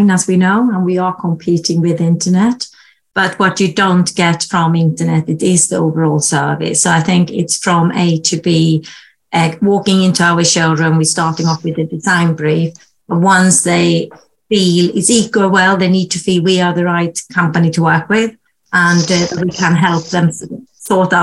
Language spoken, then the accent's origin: English; Sweden; also born or lived in Germany; now in United Kingdom; I'm originally from Sweden